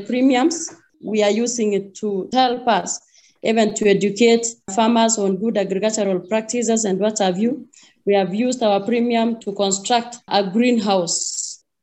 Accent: Kericho, Kericho County, Kenya; I come from Kericho, Kenya, that is Africa

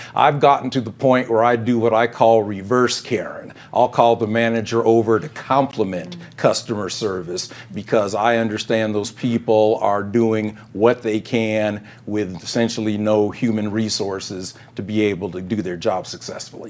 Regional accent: Denver, Colorado, United States; my hometown school district, DPS

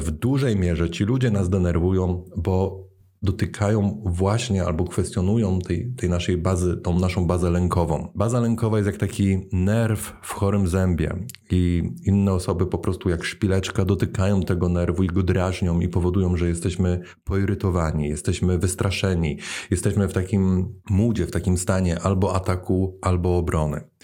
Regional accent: Poland; moved away as an adult; now in Netherlands; jak przeniosłem się z Polski do Holandii

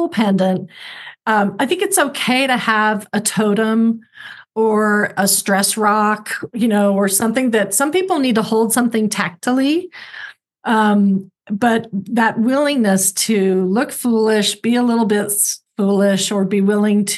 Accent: Oklahoma, United States; moved away; also born or lived in California; I lived in California, but I'm from Oklahoma

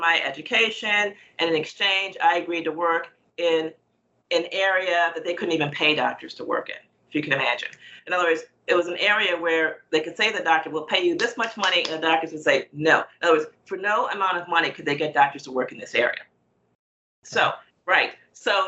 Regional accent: United States; I was born in the United States

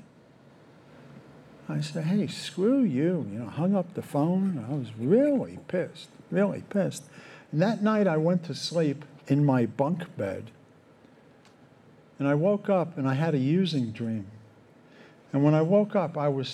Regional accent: New York, United States; I grew up in New York and parents separated when I was 12

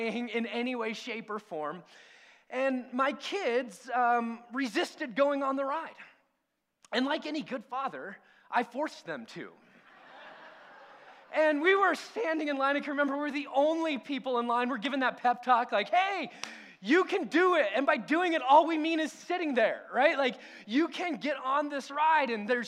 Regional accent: near Disneyland, California, United States; We grew up sort of near Disneyland and Knott's Berry Farm, Six Flags

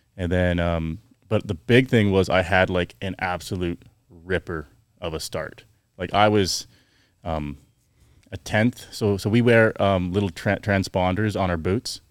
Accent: Chilliwack, British Columbia, Canada; I grew up in Canada, um, Chilliwack, B C, near Vancouver.

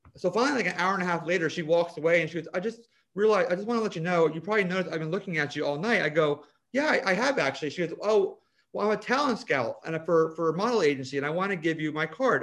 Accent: Vineland, New Jersey, United States; also born or lived in Ocean City, New Jersey; I grew up in Vineland

